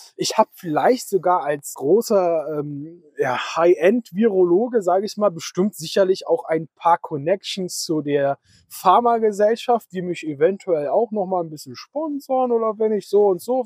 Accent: Berlin, Germany; Wir kommen hier aus Berlin-Spandau, ja, also mehr aus Spandau als aus Berlin

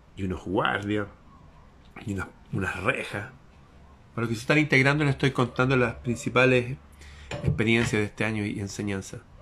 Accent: Chile; nuestro antepasado que fue un general famoso en mi país hace 200 años atrás

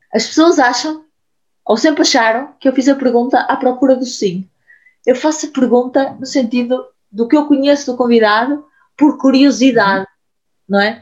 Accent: Portugal; eu se calhar nasci em Portugal

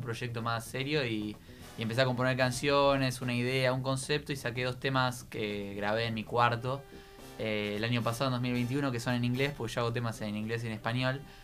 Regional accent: Quilmes, Buenos Aires Province, Argentina; yo soy de Quilmes.

